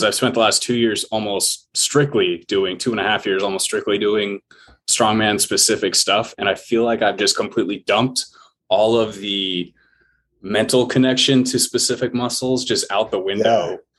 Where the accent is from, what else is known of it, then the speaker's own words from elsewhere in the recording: Alaska, United States; moved away; I was from Alaska.